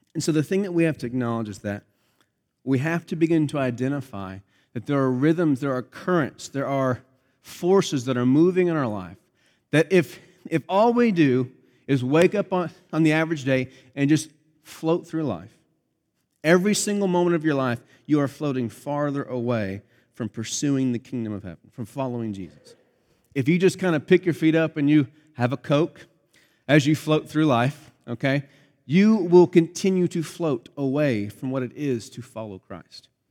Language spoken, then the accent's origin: English; Pennsylvania, United States; moved away; grew up in Pennsylvania where I grew up